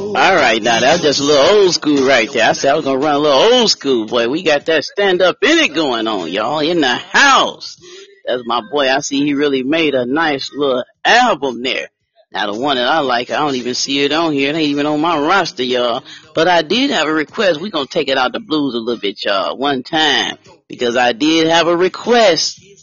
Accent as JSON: {"language": "English", "town": "Detroit", "region": "Michigan", "country": "United States", "said": "I'm from Motown, y'all. Don't forget, don't forget where I'm from, y'all. I'm from the Motor City, Motown, Detroit"}